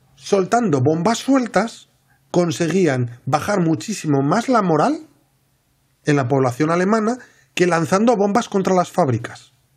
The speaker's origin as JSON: {"language": "Spanish", "region": "Asturias", "country": "Spain", "said": "yo soy de Asturias"}